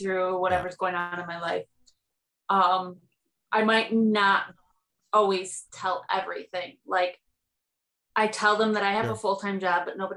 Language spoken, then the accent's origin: English; Texas, United States; I'm country. I grew up on a horse farm. I grew up in Texas